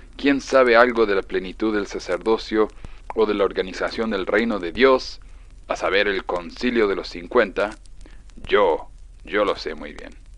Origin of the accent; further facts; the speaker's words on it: Argentina; como decimos en Argentina